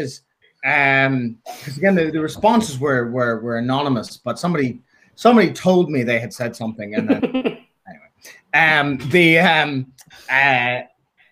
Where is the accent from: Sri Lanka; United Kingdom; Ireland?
Ireland; Dublin, Leinster; I'm from North Dublin